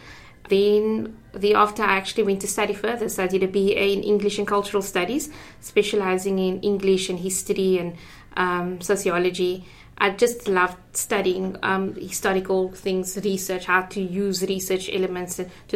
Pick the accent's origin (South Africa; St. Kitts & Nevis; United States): South Africa; Cape Town, Western Cape; I grew up in Athlone.